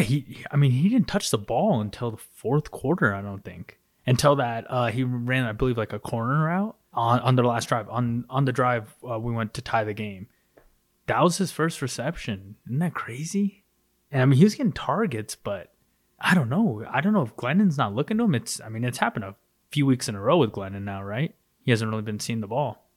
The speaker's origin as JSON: {"language": "English", "country": "United States", "said": "as Americans"}